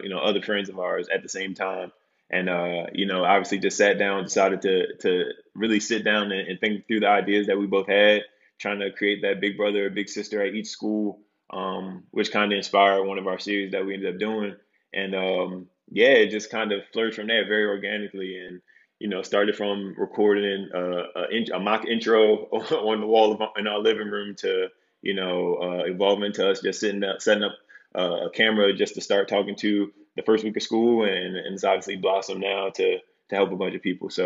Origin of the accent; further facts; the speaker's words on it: Baltimore, Maryland, United States; moved away; also born or lived in Atlanta; originally from Baltimore, Maryland.